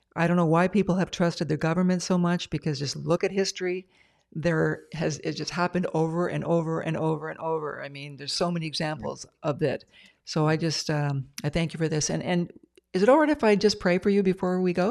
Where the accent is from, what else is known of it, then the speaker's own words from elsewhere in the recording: Ontario, Canada; now in British Columbia, Canada; I'm from Ontario, but I live in, uh, B C now